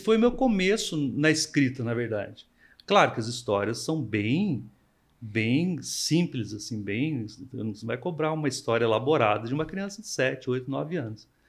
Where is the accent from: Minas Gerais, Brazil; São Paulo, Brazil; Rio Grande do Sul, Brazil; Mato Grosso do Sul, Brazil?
São Paulo, Brazil; Monteiro Lobato; quando eu era criança, eu morava em Monteiro, Monteiro Lobato